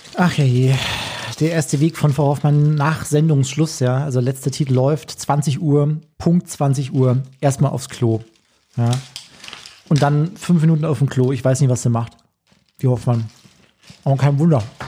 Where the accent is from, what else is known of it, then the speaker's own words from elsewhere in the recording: Chiemgau, Bavaria, Germany; in den äh, schönen Chiemgau, in meine Heimat